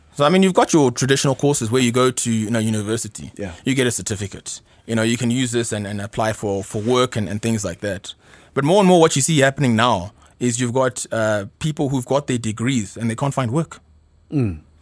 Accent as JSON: {"language": "English", "country": "South Africa", "tie": "born or raised there", "also_born_or_lived": "Ghana / Pretoria", "said": "I obviously grew up uh, in South Africa"}